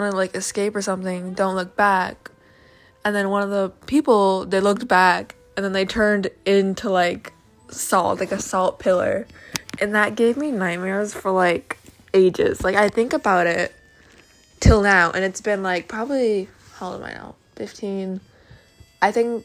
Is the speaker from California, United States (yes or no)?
no; Syracuse, New York, United States; now in Anchorage, United States; I'm from Syracuse, New York, which is like upstate New York